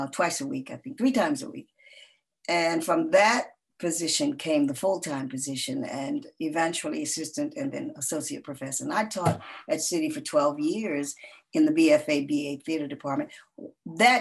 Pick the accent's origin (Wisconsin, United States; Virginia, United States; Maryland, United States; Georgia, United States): Georgia, United States; Atlanta; I always worked with kids when I was growing up in Atlanta